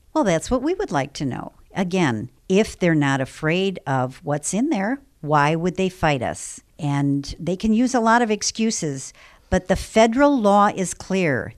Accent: Illinois, United States; I'm from Illinois

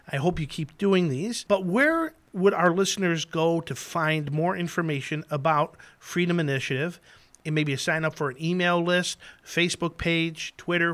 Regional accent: Chicago, Illinois, United States; I grew up in Chicago.

